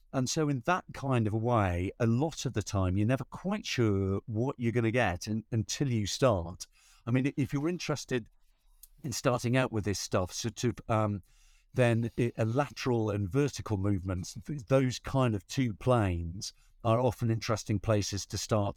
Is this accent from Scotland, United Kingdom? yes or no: no; Newcastle upon Tyne, North East England, United Kingdom; moved away; I'm from Newcastle upon Tyne